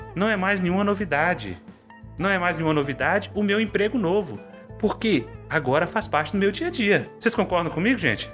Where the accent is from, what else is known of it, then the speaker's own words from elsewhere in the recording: Carlos Chagas, Minas Gerais, Brazil; eu sou de uma cidade do interior, Carlos Chagas, Minas Gerais